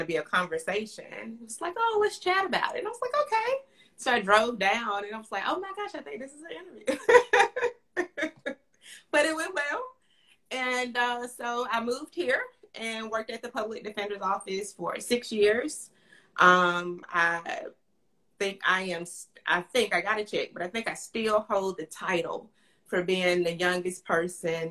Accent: Fairfield, Alabama, United States; I'm from Fairfield, Alabama, which is right outside of Birmingham.

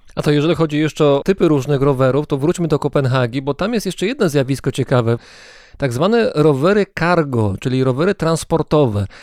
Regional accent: Greater Poland, Poland; w Wielkopolsce, skąd pochodzę

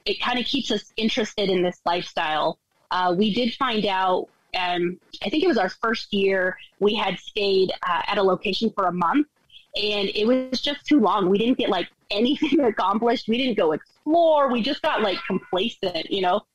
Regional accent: Colorado, United States; moved away as an adult; Steve and I were both born and raised in Colorado

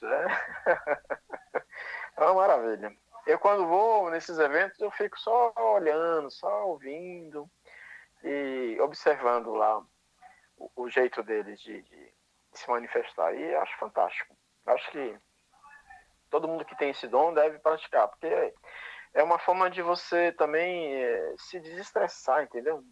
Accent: São Luís, Maranhão, Brazil; moved away; minha cidade, São Luís do Maranhão, onde eu nasci que eu sou de lá, não nego minhas origens

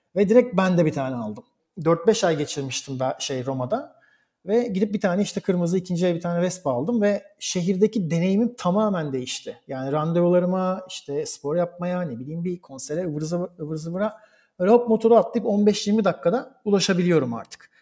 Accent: Istanbul, Turkey; moved away as an adult; also born or lived in Bergamo, Italy / Koblenz, Germany / Berlin, Germany; now in Rome, Italy; Türkiye'de doğmuş, İstanbul'da doğmuş bir insan olarak

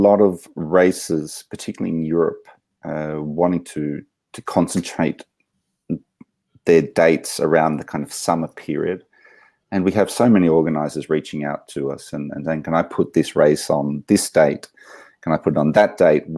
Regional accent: Canberra, Australian Capital Territory, Australia; now in Switzerland; I grew up in Canberra

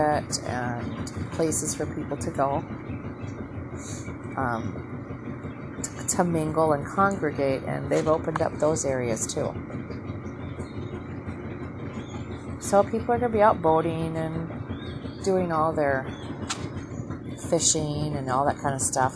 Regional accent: Minnesota, United States; now in Southern United States; I hail from Minnesota

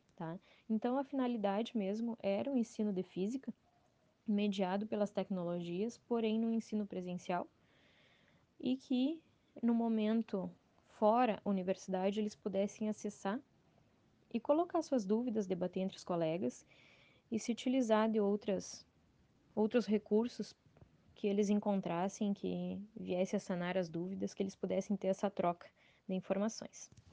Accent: Dom Pedrito, Rio Grande do Sul, Brazil; eu sou natural de Dom Pedrito, Rio Grande do Sul

